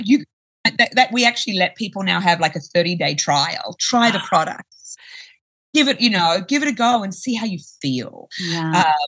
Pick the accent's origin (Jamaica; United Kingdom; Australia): Australia; I'm from Australia